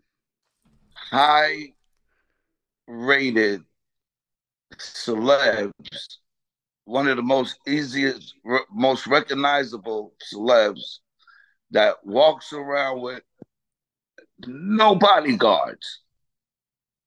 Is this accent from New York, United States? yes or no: yes; Freeport, New York, United States; moved away as an adult; also born or lived in Roosevelt, Long Island / Las Vegas / Los Angeles; I was born and raised in Freeport, and I moved to Roosevelt in 1974